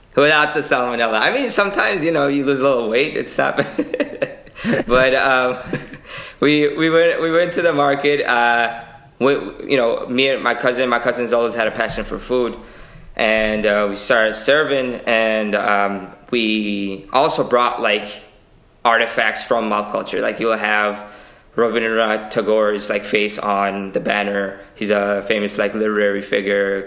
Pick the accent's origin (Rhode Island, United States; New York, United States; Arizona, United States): New York, United States; New York City; born and raised in Queens. I've been in Queens my entire life